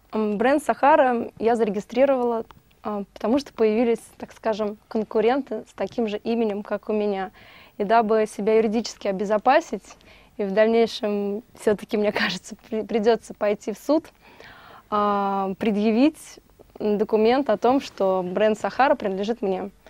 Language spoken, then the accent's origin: Russian; Moscow, Russia; Родилась в Москве